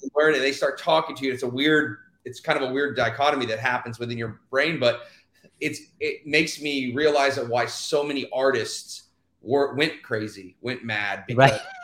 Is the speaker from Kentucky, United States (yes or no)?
no; Houston, Texas, United States; moved away as an adult; I'm originally from Houston, Texas, and uh, I grew up there 18 years